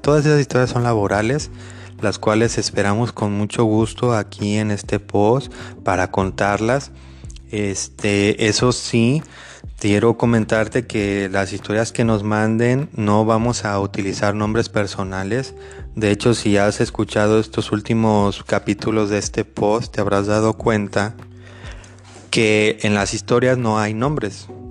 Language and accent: Spanish; Mexico; Yo soy mexicano